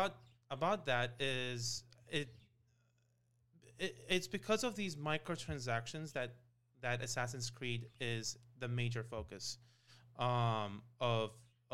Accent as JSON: {"language": "English", "country": "Iraq", "said": "my home country"}